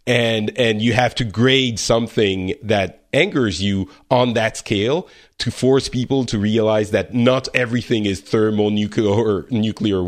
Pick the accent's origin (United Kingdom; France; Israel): France; I'm from France